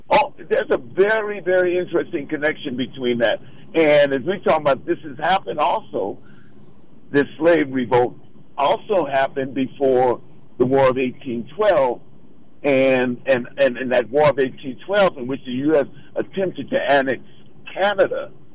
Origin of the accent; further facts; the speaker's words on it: San Francisco, California, United States; I was born and raised in San Francisco